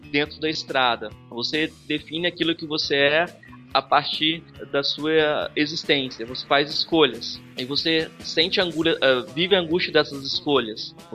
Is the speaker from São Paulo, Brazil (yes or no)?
no; Jataí, Goiás, Brazil; Nós nos inventamos como brasileiros, nós nos inventamos como uh, goianos e até jataienses, inclusive.